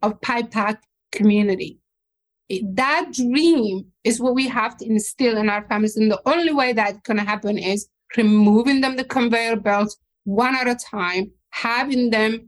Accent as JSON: {"language": "English", "country": "Somalia", "tie": "born or raised there", "second_language": "English", "moved": "as an adult", "lives_now": "Minnesota, United States", "said": "my dad was in the army, so I grew up next to military compound"}